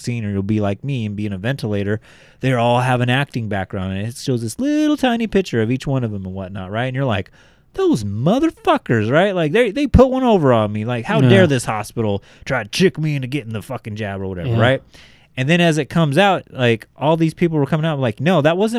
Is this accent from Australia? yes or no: yes; Australia; that's an actress like in America. I'm Australian.